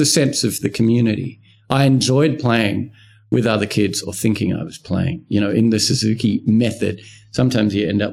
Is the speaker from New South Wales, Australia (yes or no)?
yes; Wollongong, New South Wales, Australia; I grew up in Wollongong.